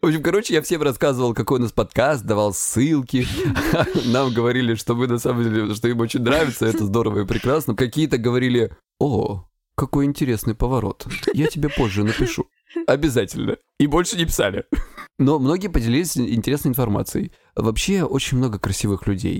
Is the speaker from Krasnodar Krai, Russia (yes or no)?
yes; Krasnodar Krai, Russia; я с Кубани